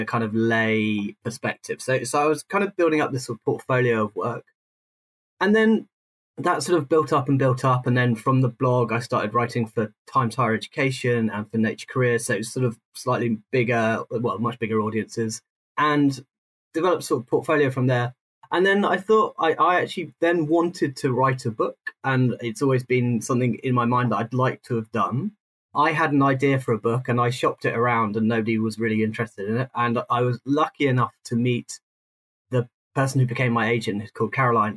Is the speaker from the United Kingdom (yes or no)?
yes; United Kingdom; moved away; also born or lived in South London; I grew up outside London, but then I lived, when I moved into London, I spent most of my life south of the Thames